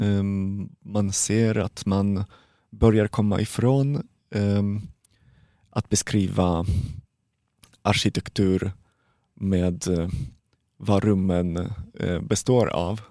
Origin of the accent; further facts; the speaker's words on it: Poland; Swedish is a second language; moved away as an adult; now in Sweden; jag kommer från Polen